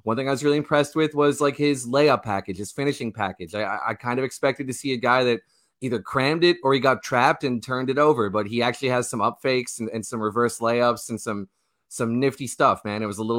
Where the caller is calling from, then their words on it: St. John's, Newfoundland and Labrador, Canada; That is correct, man. I'm coming from St. John's, Newfoundland, Canada.